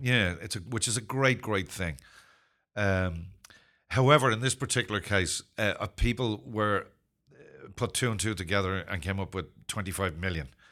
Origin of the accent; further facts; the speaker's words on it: Ireland; also born or lived in Zimbabwe; I'm not British. I'm Irish